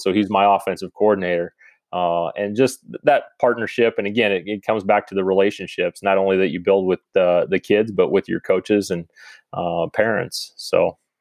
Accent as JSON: {"language": "English", "town": "Ogden", "region": "Iowa", "country": "United States", "tie": "born or raised there", "moved": "as an adult", "lives_now": "Van Meter, United States", "said": "I'm originally from Ogden, Iowa, so just north of where I currently am. I went to high school there"}